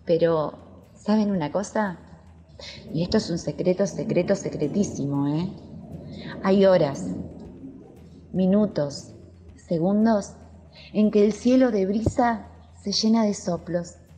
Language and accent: Spanish; La Pampa, Argentina; Soy argentina, de La Pampa, un lugar donde se ve el horizonte y donde se escuchan las calandrias